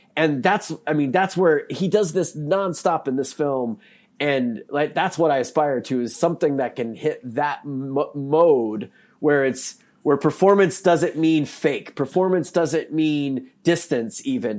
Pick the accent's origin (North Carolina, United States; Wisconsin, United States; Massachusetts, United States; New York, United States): North Carolina, United States; now in Missouri, United States; I'm from North Carolina, I live in Missouri now